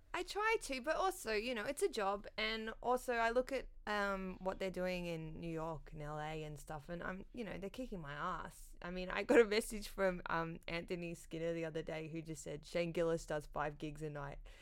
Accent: Sydney, New South Wales, Australia; also born or lived in Canberra; I grew up, like, in the North Shore in Sydney

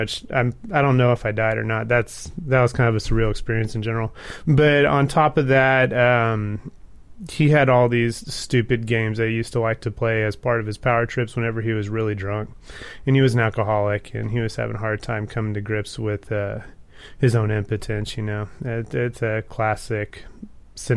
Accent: Texas, United States; I'm from Texas.

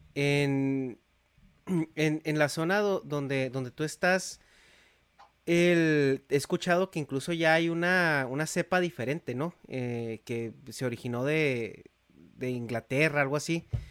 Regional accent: Mexico; yo soy de México, yo crecí en México

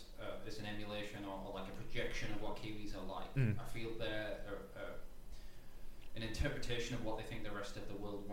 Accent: United Kingdom; moved away as an adult; now in New Zealand; I've been here a long time. I cease to really refer, or expect myself to be like an immigrant, because a lot of my British norms and ideas

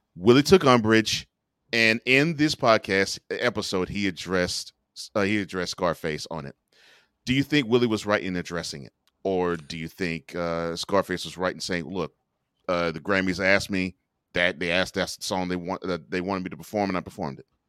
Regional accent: Houston, Texas, United States; I grew up in Houston

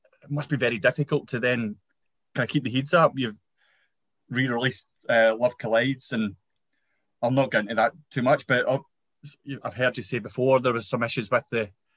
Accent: Motherwell, Scotland, United Kingdom; growing up in Motherwell myself

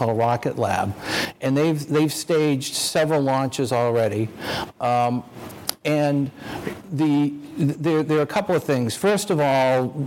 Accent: Maine, United States; I'm from Maine

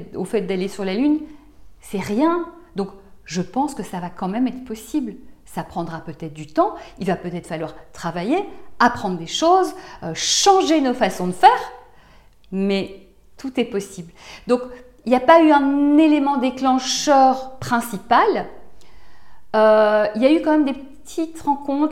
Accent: Belgium; now in France; je viens de Belgique, j'ai grandi en Belgique

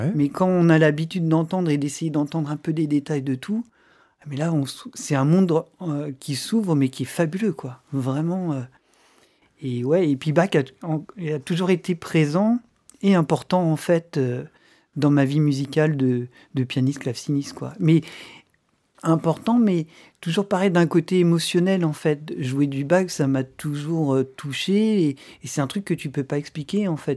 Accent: France; en tant que Français

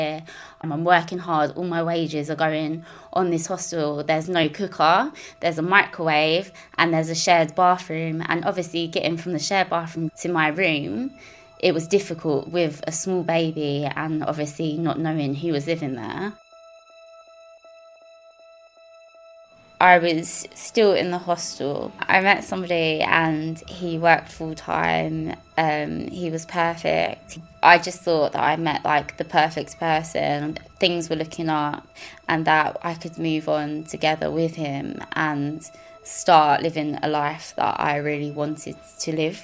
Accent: Croydon, London, United Kingdom; I was born in Croydon. I was raised by my mum in a single parent household.

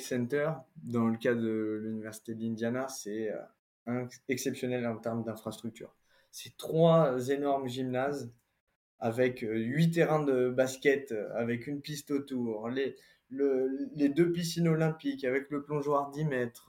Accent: France; accent: French accent in English; un accent français

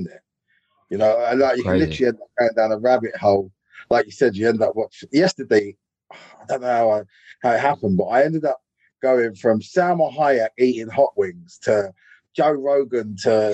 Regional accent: London, United Kingdom; also born or lived in Edgware; I was born in Edgware General. And I brought up around Burnt Oak

